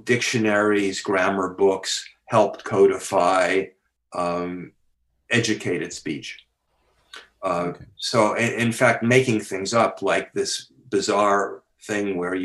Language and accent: English; Philadelphia, Pennsylvania, United States; now in Canada; I was born in Philadelphia